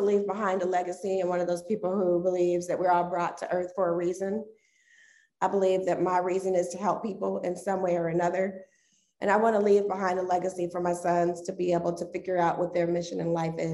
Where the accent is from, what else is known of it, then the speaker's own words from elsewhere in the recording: Dayton, Ohio, United States; moved away as an adult; also born or lived in Indianapolis, Indiana; I'm originally from Dayton, Ohio. So lived there all the way up until 2004, moved to Indianapolis